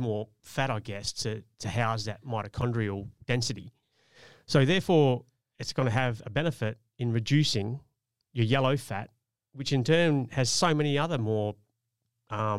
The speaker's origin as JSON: {"language": "English", "country": "Australia", "said": "We're from Australia."}